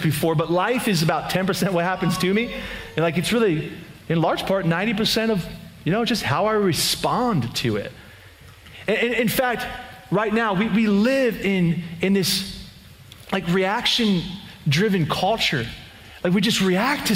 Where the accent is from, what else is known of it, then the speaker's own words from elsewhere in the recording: just outside of Philadelphia, Pennsylvania, United States; moved away; We were actually in Pennsylvania, in my hometown, just outside of Philadelphia, PA